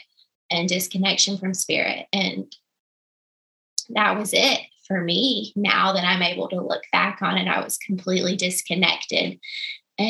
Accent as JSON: {"language": "English", "region": "the South", "country": "United States", "said": "I'm from the South. We cook everything in grease and a lot of biscuits"}